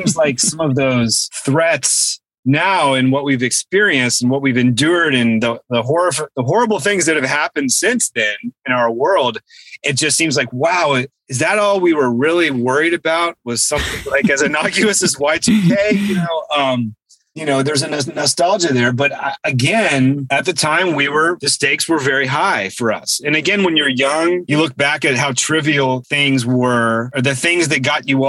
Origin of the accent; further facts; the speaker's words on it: Virginia, United States; moved away; I was from Virginia